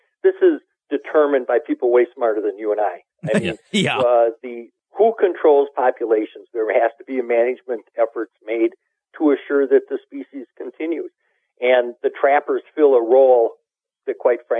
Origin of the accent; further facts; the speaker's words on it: Illinois, United States; I'm from Illinois, and we're in farm country here.